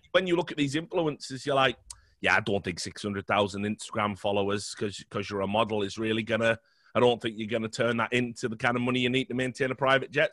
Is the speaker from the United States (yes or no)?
no; United Kingdom; I'm British